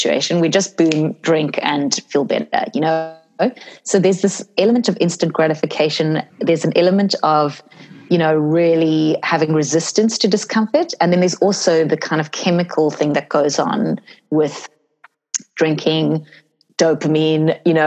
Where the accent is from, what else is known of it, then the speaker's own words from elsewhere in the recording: South Africa; I grew up in South Africa